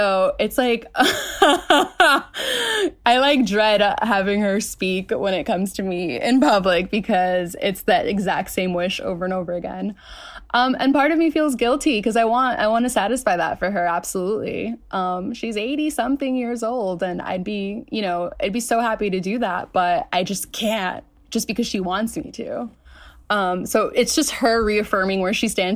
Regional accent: New York City, New York, United States; I was born in Queens, New York

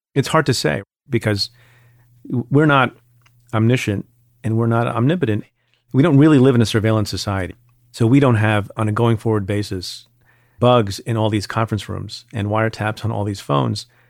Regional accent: New Jersey, United States; I grew up in Jersey

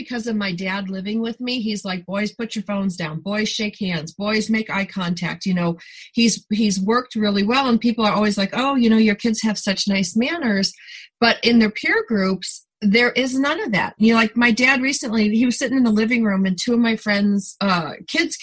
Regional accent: New York, United States; now in California, United States; I'm a New Yorker by birth

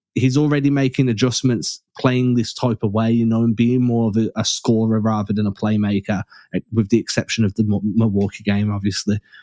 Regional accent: England, United Kingdom; I'm English

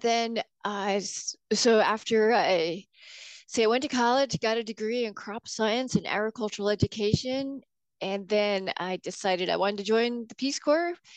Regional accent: Yuma, Arizona, United States; moved away as an adult; also born or lived in New Mexico / Ecuador; now in Washington, United States; I grew up in Yuma, Arizona

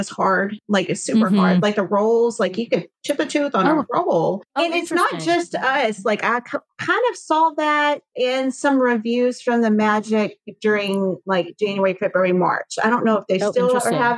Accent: Cajun, Louisiana, United States; we are Cajun

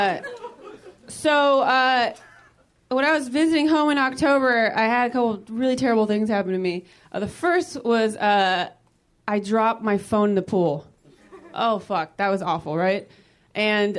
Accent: Modesto, California, United States; now in Los Angeles, United States; I'm originally from Northern California. I'm actually from Modesto, California.

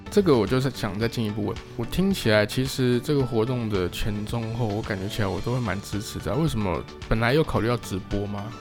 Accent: Taiwan; 我们是台湾

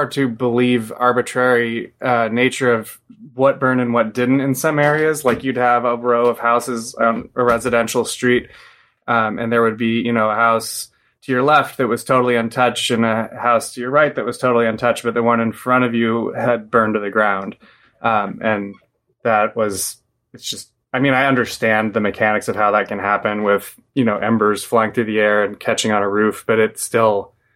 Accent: Portland, Oregon, United States; moved away; also born or lived in East Coast; I grew up in Portland, but I've lived on the East Coast

